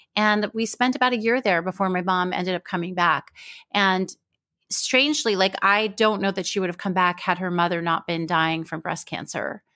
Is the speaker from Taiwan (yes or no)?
no; Israel; I was born in Israel